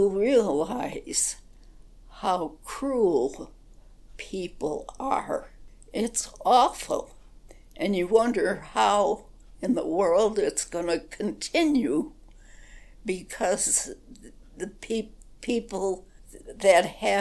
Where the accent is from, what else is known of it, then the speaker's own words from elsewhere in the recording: Chicago, Illinois, United States; moved away as an adult; now in Moab, United States; Chicago, grew up there, and lived there.